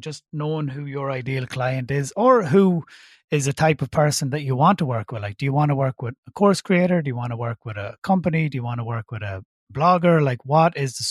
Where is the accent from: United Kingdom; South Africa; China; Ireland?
Ireland; accent: Irish; obviously I'm based in Ireland, in case you haven't guessed by my accent